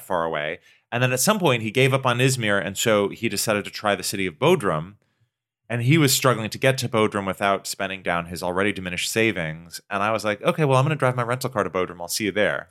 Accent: Pacific Northwest, United States; I grew up in the Pacific Northwest

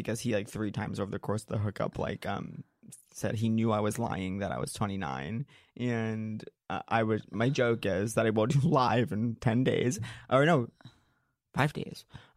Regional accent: Long Island, New York, United States; moved away; when I return to Long Island

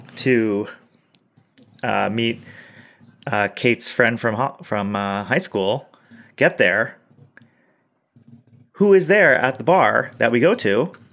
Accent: Brookline, Massachusetts, United States; moved away; I grew up in Brookline.

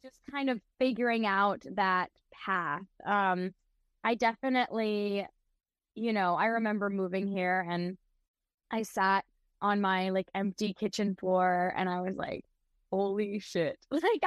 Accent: Charleston, South Carolina, United States; fronting a cover band in my hometown of Charleston

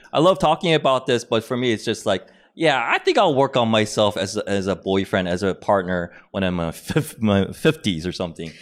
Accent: United States; being Korean American

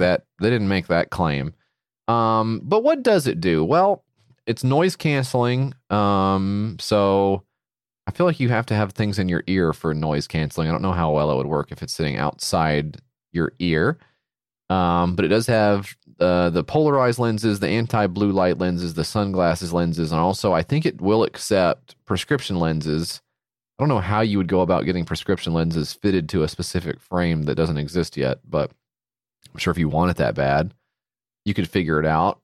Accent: United States; I'm from America

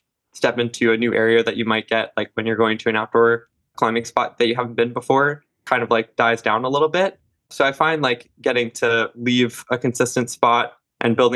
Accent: New Jersey, United States; moved away as an adult; also born or lived in Salt Lake City; now in Boston, United States; I grew up in Jersey

